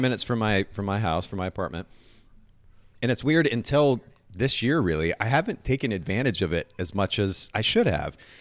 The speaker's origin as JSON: {"language": "English", "country": "Japan", "tie": "born or raised there", "moved": "yes", "said": "I grew up in Japan"}